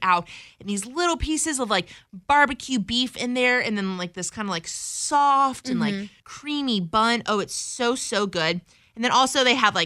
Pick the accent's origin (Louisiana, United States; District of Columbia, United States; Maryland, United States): Louisiana, United States; Baton Rouge; moved away; Baton Rouge. Those are like places in my hometown